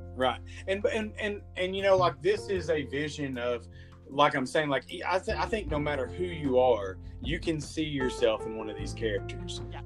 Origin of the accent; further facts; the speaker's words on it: Clinton, United States; I grew up here in Clinton